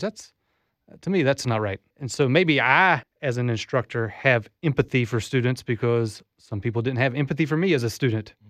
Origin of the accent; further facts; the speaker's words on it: Southeast Alabama, United States; moved away as an adult; also born or lived in Japan; now in Florida, United States; I grew up in Southeast Alabama